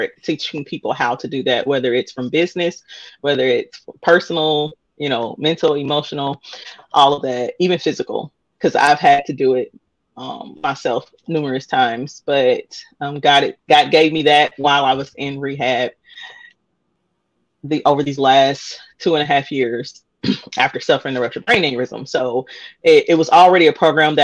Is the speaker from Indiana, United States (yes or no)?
yes; Indianapolis, Indiana, United States; I am born and raised in Indianapolis